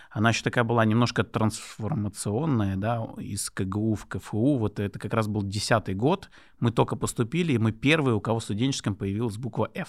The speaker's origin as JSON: {"language": "Russian", "region": "Dagestan", "country": "Russia", "first_language": "Lezgian", "second_language": "Russian", "said": "Э, мой родной язык лезгинский, я лезгин."}